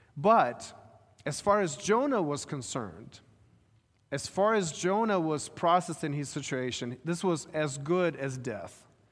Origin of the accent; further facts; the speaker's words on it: Ukraine; moved away; I was growing up in Ukraine